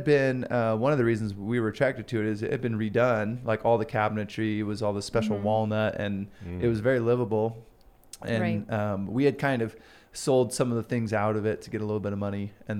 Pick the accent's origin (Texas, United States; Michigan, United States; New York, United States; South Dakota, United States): Texas, United States; Houston; now in Boise, United States; Because I came from Houston. It's a big city.